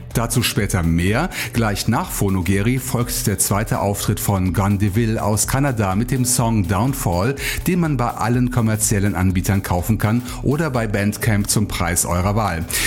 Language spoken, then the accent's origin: German; Bonn, North Rhine-Westphalia, Germany; als Bonner Urgestein